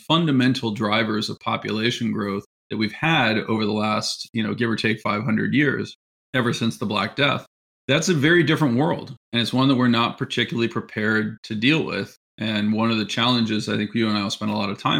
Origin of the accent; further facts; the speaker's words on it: San Francisco, California, United States; also born or lived in Pennsylvania; I'm from the San Francisco area, which is where I'm speaking from right now, actually, but went east to go to college